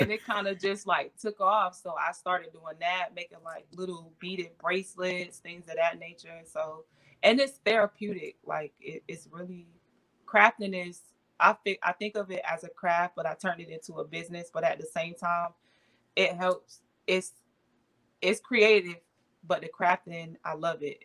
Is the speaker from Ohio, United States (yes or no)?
no; Avon Park, Florida, United States; I'm originally from Avon Park, Florida, is where I was born and raised. So I'm a Florida girl